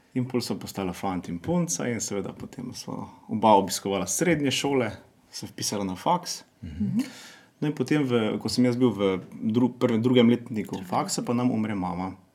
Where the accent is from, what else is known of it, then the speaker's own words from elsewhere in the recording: Črenšovci, Mura, Slovenia; Prihajamo iz Župnije Črnšavci